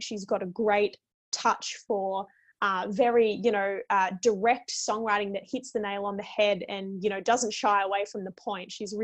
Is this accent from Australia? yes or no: yes; Australia; both being Australian